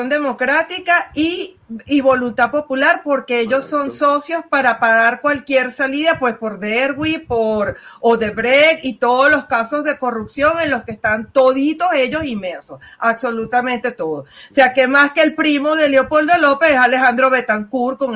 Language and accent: Spanish; Venezuela; Y lo voy a hablar así por todo el cañón y de frente como buena venezolana, ¿no?